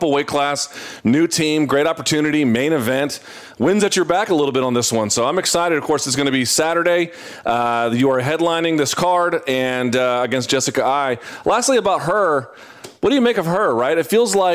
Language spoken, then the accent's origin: English; South Georgia, United States; moved away as an adult; I grew up in the South, South Georgia